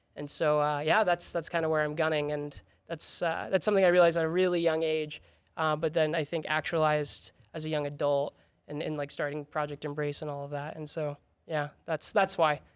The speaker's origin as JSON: {"language": "English", "area": "House District 42", "region": "Utah", "country": "United States", "tie": "born or raised there", "also_born_or_lived": "Texas"}